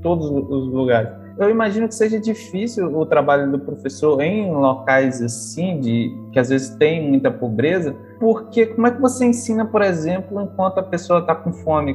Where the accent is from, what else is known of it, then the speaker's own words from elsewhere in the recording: Brazil; moved away; eu venho do interior do Brasil, que é um lugar, parece que é perto de Garganta mesmo, porque é divisa de Minas Gerais com Espírito Santo e Bahia